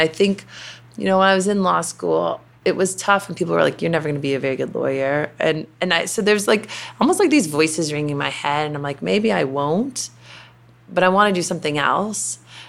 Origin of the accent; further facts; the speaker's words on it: the South, United States; And again, growing up in the South, I would say there's a bit of an expectation